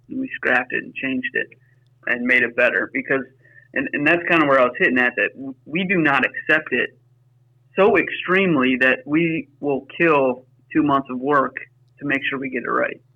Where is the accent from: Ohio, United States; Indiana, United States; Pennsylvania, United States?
Pennsylvania, United States; Pittsburgh; now in Wisconsin, United States; we grew up in Pittsburgh, Pennsylvania